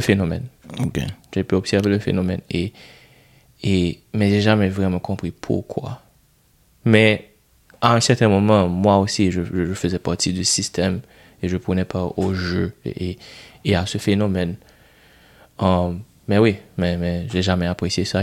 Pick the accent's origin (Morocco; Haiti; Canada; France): Haiti; first language Haitian Creole; French is a second language; le créole, c'est ma langue maternelle